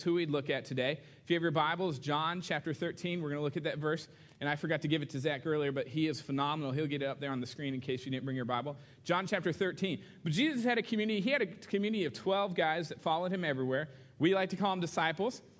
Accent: Southern California, United States; moved away as an adult; now in Kentucky, United States; I moved from, you know, Southern California to Kentucky, of all places.

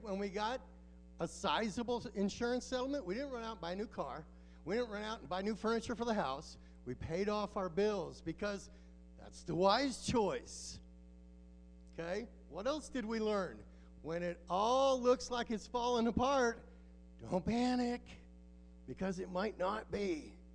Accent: Alaska, United States; moved away as an adult; also born or lived in Mexico; We're from Alaska

